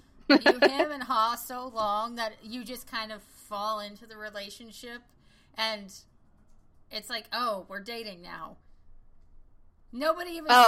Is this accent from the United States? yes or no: yes; Midwest, United States; I was from the Midwest